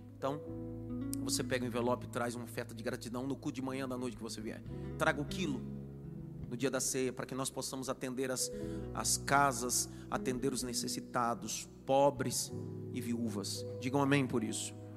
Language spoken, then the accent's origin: Portuguese; Northeast Region, Brazil; eu sou nordestino